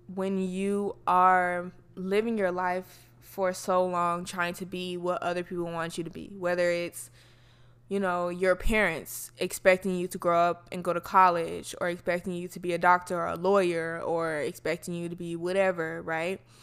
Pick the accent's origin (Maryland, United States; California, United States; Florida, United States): Florida, United States; I'm from Florida, so a lot of people that I know come from black Southern families